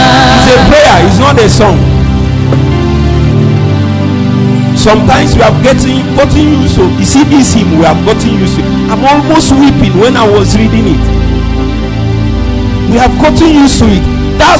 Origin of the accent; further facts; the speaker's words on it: Nnewi, Anambra, Nigeria; I'm from Newe.